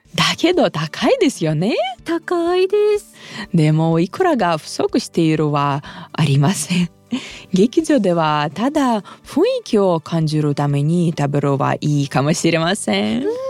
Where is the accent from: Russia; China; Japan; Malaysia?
Russia; 私ロシア人